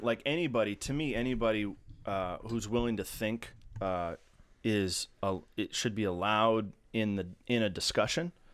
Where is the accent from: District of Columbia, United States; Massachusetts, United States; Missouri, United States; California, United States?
Massachusetts, United States; now in Baltimore, United States; I hail from Massachusetts originally, and I've been living in Baltimore for a while mm, 14 years